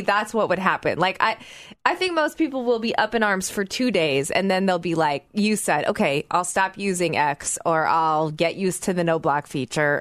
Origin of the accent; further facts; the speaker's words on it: Oklahoma, United States; moved away; growing up in Oklahoma